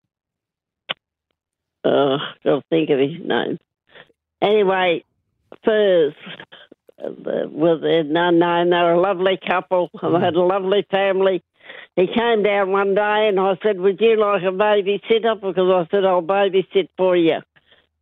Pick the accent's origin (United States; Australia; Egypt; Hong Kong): Australia; Ardlethan, New South Wales; I grew up in Ardlethan